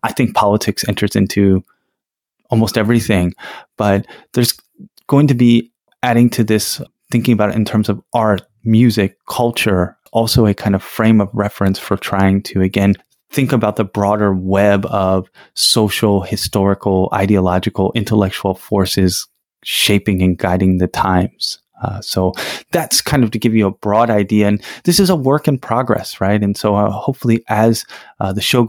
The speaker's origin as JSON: {"language": "English", "country": "United States", "said": "I'm from the United States"}